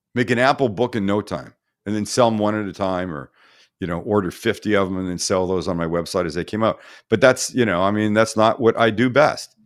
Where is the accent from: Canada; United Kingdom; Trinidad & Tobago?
Canada; now in United States; my fellow Canadian countrymen